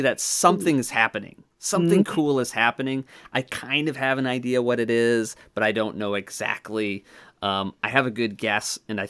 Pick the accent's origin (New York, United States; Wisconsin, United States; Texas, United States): Wisconsin, United States; I am from Wisconsin